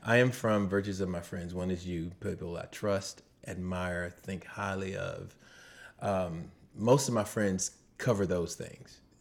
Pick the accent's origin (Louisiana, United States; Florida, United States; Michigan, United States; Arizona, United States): Louisiana, United States; Slidell; also born or lived in New Orleans; I am from, uh, New Orleans by way of Slidell, Slidell by way of New Orleans